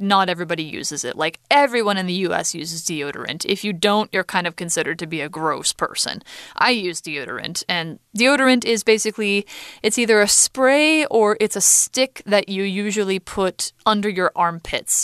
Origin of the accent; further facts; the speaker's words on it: United States; now in Taiwan; in the US